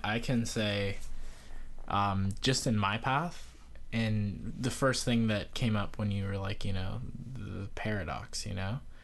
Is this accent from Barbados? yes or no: yes; Barbados; being from Barbados